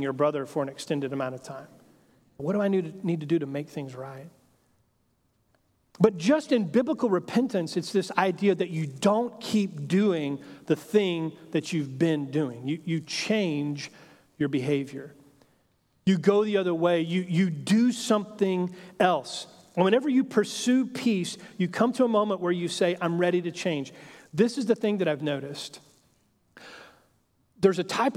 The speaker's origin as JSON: {"language": "English", "region": "Texas", "country": "United States", "tie": "born or raised there", "said": "I grew up in Texas, and so kind of Western heritage and culture has always been something that has kind of fascinated my imagination"}